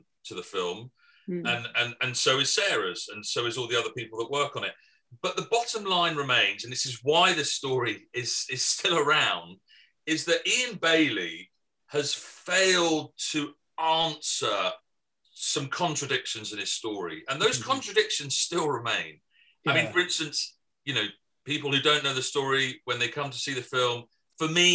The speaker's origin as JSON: {"language": "English", "region": "England", "country": "United Kingdom", "said": "I'm English"}